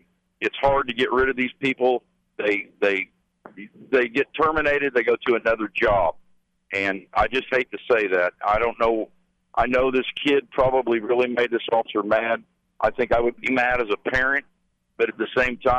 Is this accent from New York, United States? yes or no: no; southern Indiana, United States; my hometown, which is in southern Indiana